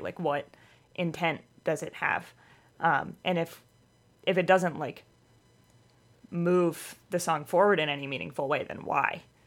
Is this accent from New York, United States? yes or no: no; Missouri, United States; moved away as an adult; also born or lived in Boston area; now in Boston, United States; I grew up in Missouri.